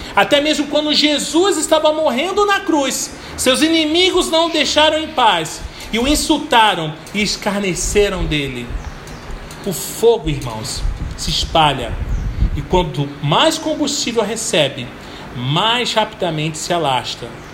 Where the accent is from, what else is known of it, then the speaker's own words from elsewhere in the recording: Belford Roxo, Rio de Janeiro, Brazil; Quando eu era pequeno e morava em Belfo Roxo